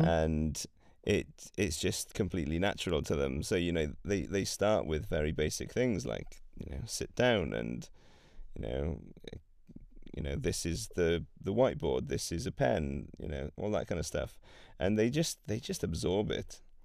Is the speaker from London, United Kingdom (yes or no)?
no; Wales, United Kingdom; first language Welsh and English; I grew up speaking Welsh